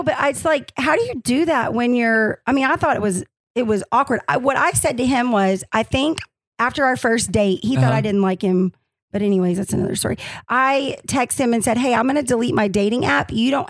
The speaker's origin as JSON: {"language": "English", "region": "Arkansas", "country": "United States", "said": "I'm from Arkansas."}